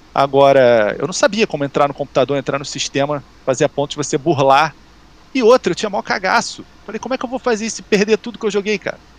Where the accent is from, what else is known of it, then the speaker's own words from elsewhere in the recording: Rio de Janeiro, Brazil; A gente é daqui do Rio